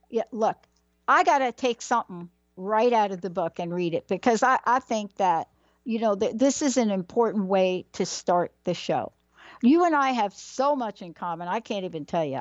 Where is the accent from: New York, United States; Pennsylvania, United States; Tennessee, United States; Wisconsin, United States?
New York, United States; New York City; I grew up in the Bronx